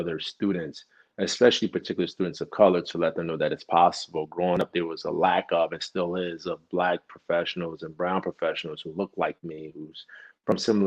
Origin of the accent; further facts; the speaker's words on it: Newark, New Jersey, United States; when we were high school students and growing up in Newark, New Jersey